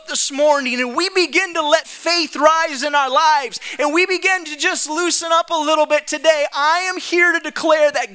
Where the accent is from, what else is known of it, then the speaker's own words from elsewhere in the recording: Saint Paul, Minnesota, United States; for the first several weeks of my life, I lived in an incubator in St. Paul Ramsey Hospital in St. Paul, Minnesota